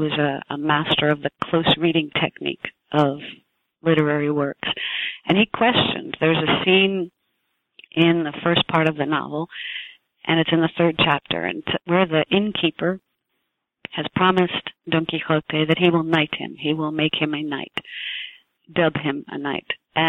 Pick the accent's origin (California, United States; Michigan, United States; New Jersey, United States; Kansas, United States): New Jersey, United States; born there; I was born in New Jersey. I was born into a large family.